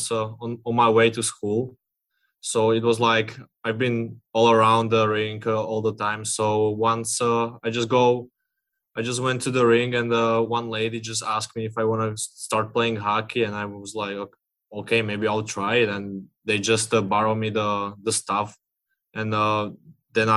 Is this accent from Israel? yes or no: no; Slovakia; English is a second language; now in Seattle, United States